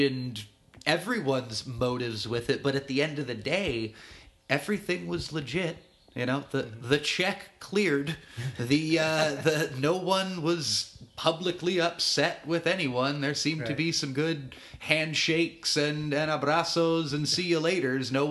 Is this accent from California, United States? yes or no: yes; Watsonville, California, United States; now in San Diego, United States; as a 10, 11-year-old kid in my hometown of Watsonville